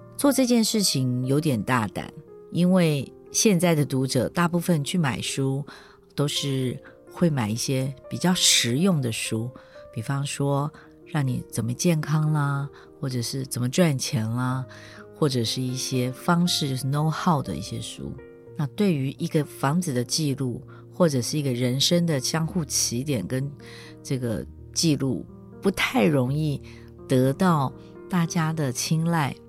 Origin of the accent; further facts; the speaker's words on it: Kaohsiung, Taiwan; moved away as an adult; 我从最小最小的眷村搬到一个大的将军宅